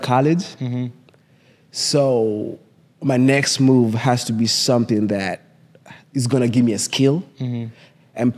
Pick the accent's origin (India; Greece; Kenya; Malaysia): Kenya; accent: thick Kenyan; moved away as an adult; now in United States; I'm from Kenya, my accent is thick.